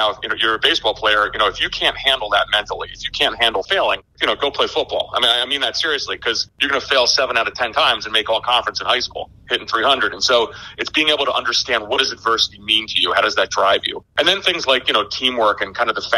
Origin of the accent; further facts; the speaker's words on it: New Jersey, United States; also born or lived in Greece / Algeria; I grew up in New Jersey.